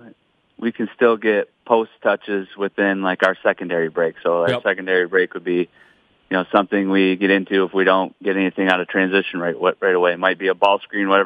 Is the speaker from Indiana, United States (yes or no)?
no; Michigan, United States; now in Owatonna, United States; I grew up in Michigan